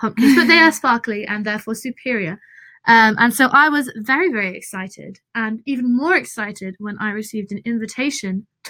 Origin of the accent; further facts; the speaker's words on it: England, United Kingdom; I'm from England.